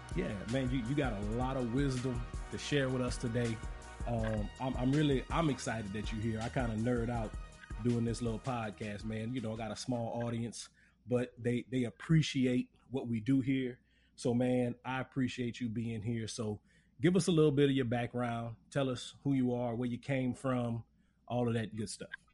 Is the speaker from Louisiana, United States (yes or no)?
yes; Lafayette, Louisiana, United States; I grew up in Lafayette